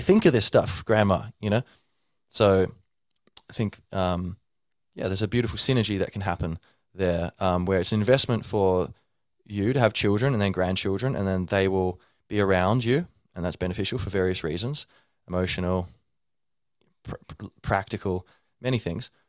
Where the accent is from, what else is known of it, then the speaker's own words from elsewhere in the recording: Ireland; I'm like Irish